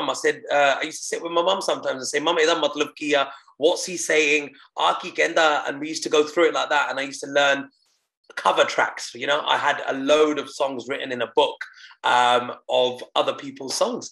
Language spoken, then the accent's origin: English; United Kingdom; first language Punjabi; born in the UK in a Punjabi family where I weren't allowed to speak English at home